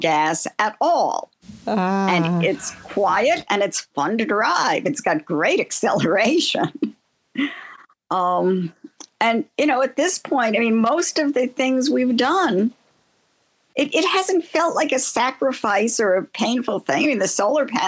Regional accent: New York City, New York, United States; now in Altamont, United States; I grew up in Queens

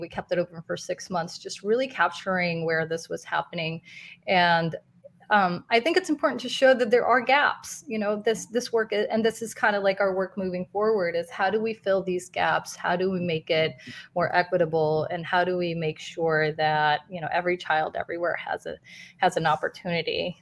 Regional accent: Guadalajara, Jalisco, Mexico; moved away; also born or lived in New York; I was born and raised in Guadalajara, Mexico, so I'm Latina myself

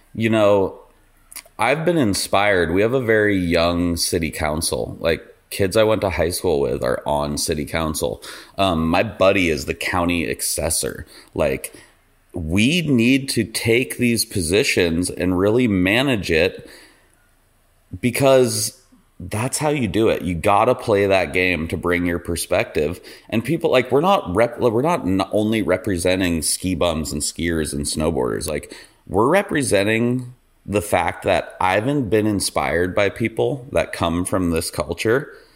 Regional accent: Ketchum, Idaho, United States; I grew up in Idaho.

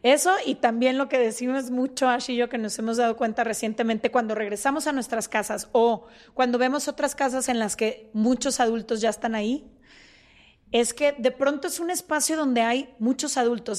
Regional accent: Guadalajara, Jalisco, Mexico; nosotras somos de Guadalajara

